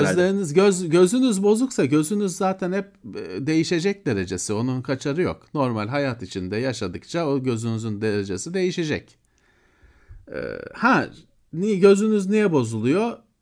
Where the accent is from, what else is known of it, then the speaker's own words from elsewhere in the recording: Istanbul, Turkey; ben Bakırköylüyüm kardeşim. Bakırköy benim için çok önemli bir yer